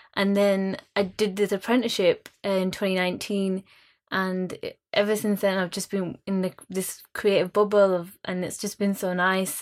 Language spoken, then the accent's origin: English; Bradford, Yorkshire and the Humber, United Kingdom; I'm being from Bradford